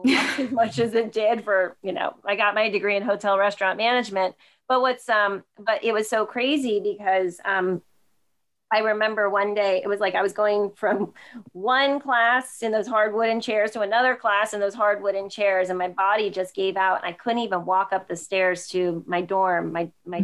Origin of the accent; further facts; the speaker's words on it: New Jersey, United States; moved away as an adult; also born or lived in Delaware; I'm originally from New Jersey